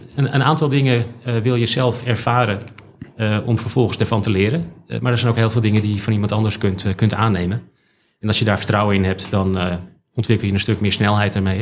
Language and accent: Dutch; Haarlem, North Holland, Netherlands; ik ben geboren en getogen in Haarlem